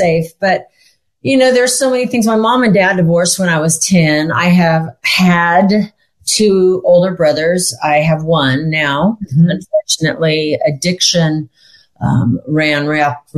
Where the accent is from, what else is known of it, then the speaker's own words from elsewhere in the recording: Sacramento, California, United States; also born or lived in Hollywood, California / Madera, California / Lake Tahoe; I was born in Hollywood and I was raised in Sacramento, California